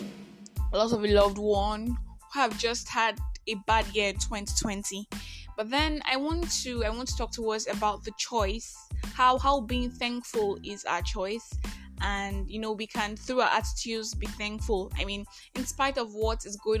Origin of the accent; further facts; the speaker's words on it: Nigeria; I am that Nigerian Christian talkaholic